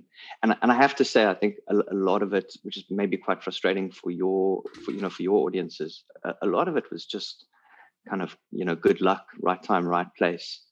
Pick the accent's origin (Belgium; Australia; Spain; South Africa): South Africa; I'm a South African based in Cape Town